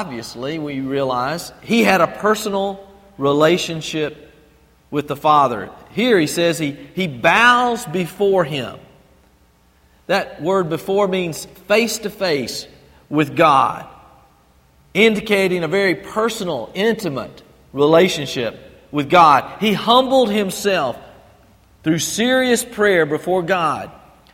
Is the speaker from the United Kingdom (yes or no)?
no; Albany, Georgia, United States; also born or lived in Fort Benning / Panama Canal Zone; I grew up over in Albany and had lived there for many, many years.